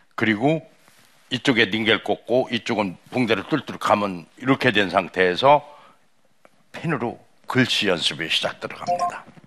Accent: Cheongyang, South Chungcheong, South Korea; moved away; 제 고향이 충청남도 청양 칠갑산입니다.

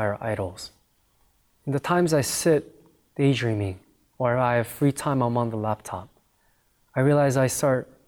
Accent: United States; I grew up in America

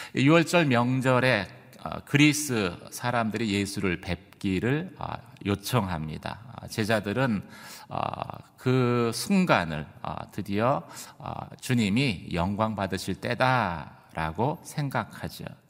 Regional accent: South Korea; 저희 한국 사람이다 보니까

